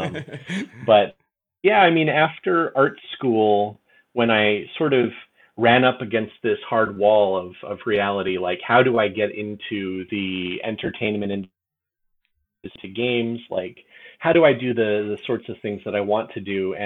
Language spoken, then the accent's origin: English; southern Michigan, United States; moved away; also born or lived in China; I grew up in southern Michigan